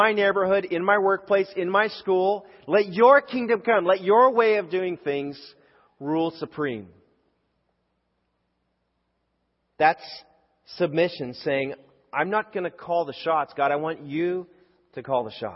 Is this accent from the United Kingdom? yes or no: no; Canada; I grew up in Canada and I grew up in a public school